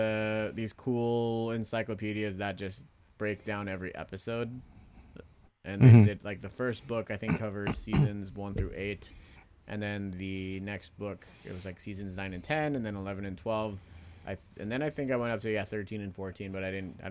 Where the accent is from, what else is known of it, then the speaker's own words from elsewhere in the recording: Pacifica, California, United States; moved away as an adult; also born or lived in Philippines; I've moved a couple of times in the last 10 years. And, you know, that first significant move when I moved out of Pacifica, the house I, you know, for the most part grew up